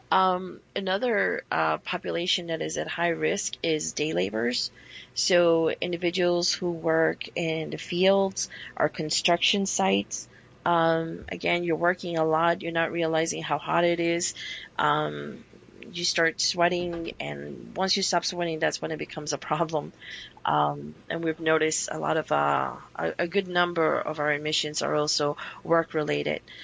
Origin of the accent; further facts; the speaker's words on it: New York, United States; now in Arizona, United States; being a New Yorker